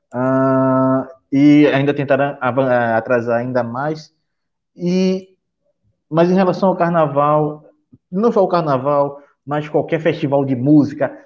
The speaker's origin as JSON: {"language": "Portuguese", "town": "Recife", "region": "Pernambuco", "country": "Brazil", "said": "eu como bom recifense"}